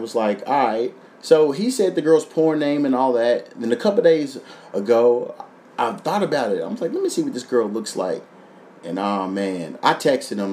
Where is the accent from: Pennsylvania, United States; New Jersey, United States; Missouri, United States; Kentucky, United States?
Kentucky, United States; moved away as an adult; now in Los Angeles, United States; my hometown